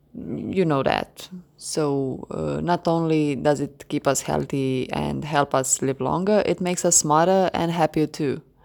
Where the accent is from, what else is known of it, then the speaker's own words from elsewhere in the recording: Croatia; English is a second language; I'm from Croatia.